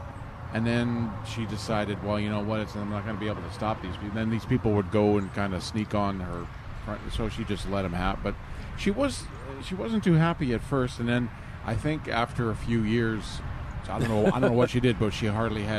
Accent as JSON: {"language": "English", "region": "Texas", "country": "United States", "said": "I tell you what, I'm Texan. I've been down here for 5 years."}